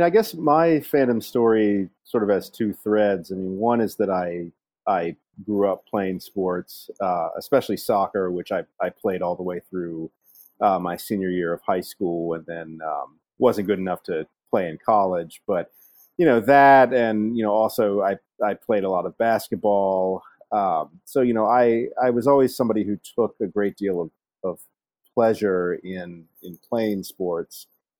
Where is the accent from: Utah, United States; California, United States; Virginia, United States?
Virginia, United States; No, I grew up in Virginia, in the southwestern part of the state, in Appalachia.